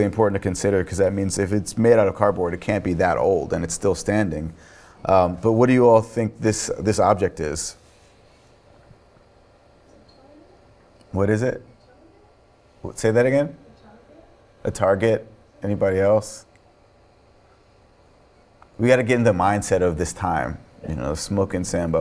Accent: New York, United States; also born or lived in Virginia; people ask me where I'm from, and I'll say New York, and they'll say, "Well, where are you from before that?" And I'm like, "Yeah, Virginia, I guess."

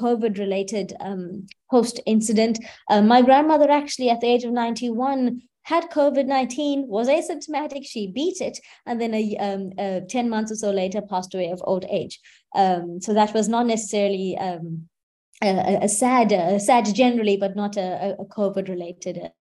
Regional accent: KwaZulu-Natal, South Africa; in the Eteguini or the KwaZulu-Natal province of the country, which is where I'm from

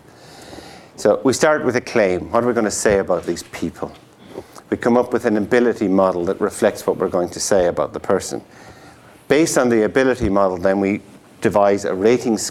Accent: Tipperary, Munster, Ireland; the Tipperary Star. It's my hometown newspaper. Town, and not village.

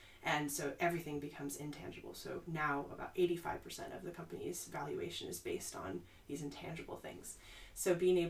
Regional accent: Midwest, United States; Like, I'm from the Midwest, where a lot of people, their jobs were displaced by globalization.

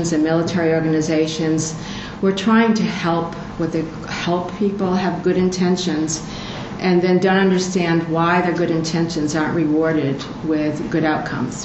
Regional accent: United States

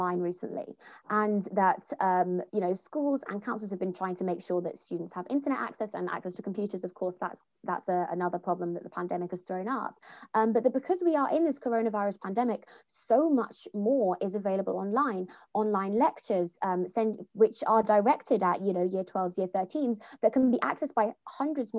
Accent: Jamaica; as a Jamaican woman

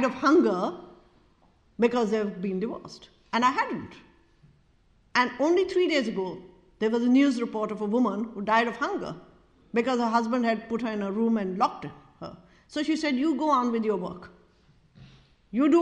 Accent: Pakistan; We are Pakistan because we are South Asians

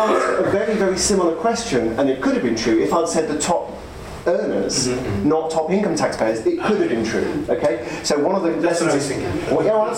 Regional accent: United Kingdom; I'm a British economist.

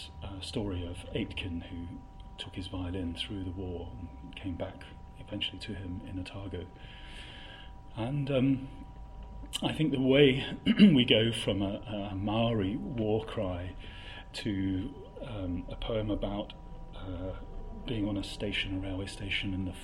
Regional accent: Coventry, West Midlands, United Kingdom; moved away; also born or lived in Oxford; I come from Coventry

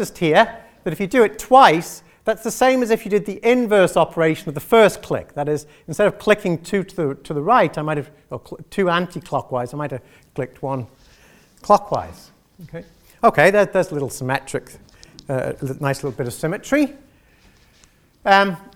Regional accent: Isle of Man; I'm from that one in the middle, right? The Isle of Man

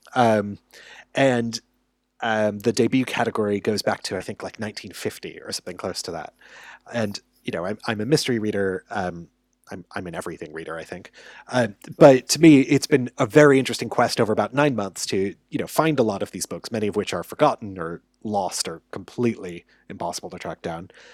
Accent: United States; as an American

